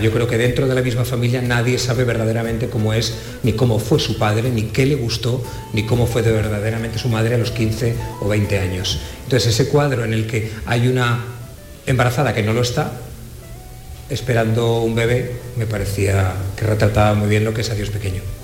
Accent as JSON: {"language": "Spanish", "area": "Utiel and Buñol", "region": "Valencian Community", "country": "Spain", "tie": "born or raised there", "said": "Y yo nací en Utiel y en Buñol. Y como nunca he sabido decir de qué pueblo soy, porque soy de dos"}